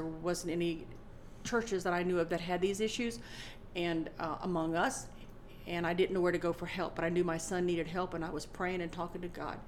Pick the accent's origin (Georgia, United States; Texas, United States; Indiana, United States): Indiana, United States; Indianapolis; when I was a kid growing up in Indianapolis